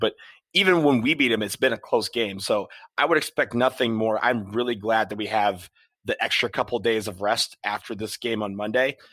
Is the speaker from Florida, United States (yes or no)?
no; Washington, District of Columbia, United States; my hometown, DC